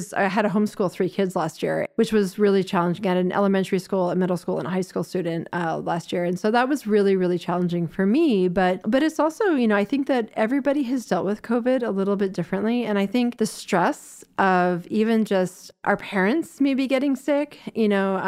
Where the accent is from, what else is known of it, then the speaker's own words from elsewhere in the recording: Florida, United States; born there; also born or lived in Toronto; So I was born in Florida, but so my mom was a U.S. diplomat for the United States, and so we've moved a lot of places. I went to high school in Toronto